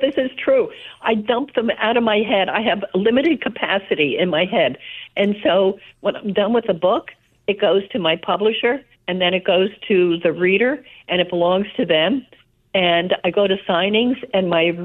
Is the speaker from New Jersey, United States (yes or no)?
yes; South River, New Jersey, United States; Grew up in South River, New Jersey, a little town, at least half immigrants.